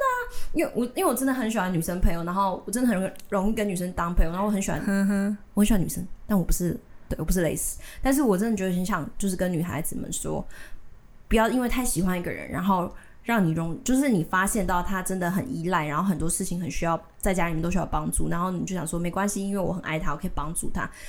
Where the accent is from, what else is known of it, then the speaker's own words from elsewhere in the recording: Tainan, Taiwan; 我离我我我生在台南，住在台南，但是我。几年五年前，我就是一些原因，然后我讨论跟家里讨论，我决定自己搬出来住